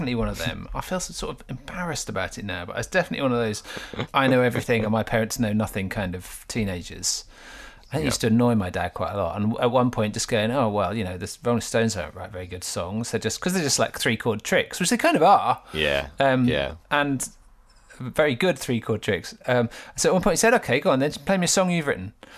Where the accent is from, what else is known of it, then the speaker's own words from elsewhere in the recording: Gorleston-on-Sea, East of England, United Kingdom; I grew up in Galston on Sea, which is just next to Great Yarmouth in Norfolk